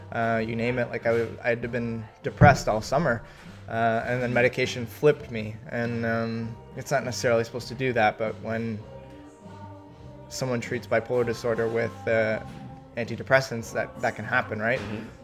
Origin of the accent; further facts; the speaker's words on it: Milton, Ontario, Canada; represented such an amazing country mm-hmm. and my hometown of Milton